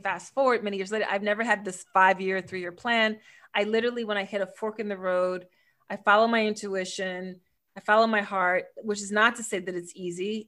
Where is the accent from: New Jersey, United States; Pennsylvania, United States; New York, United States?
Pennsylvania, United States; Philadelphia; I'm from Philly, which is also where I live now in the States